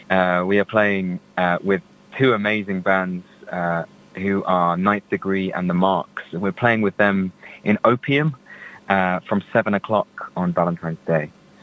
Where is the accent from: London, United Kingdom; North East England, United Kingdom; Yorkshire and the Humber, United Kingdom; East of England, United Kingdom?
East of England, United Kingdom; Essex; moved away as an adult; now in Edinburgh, United Kingdom; I'm from Essex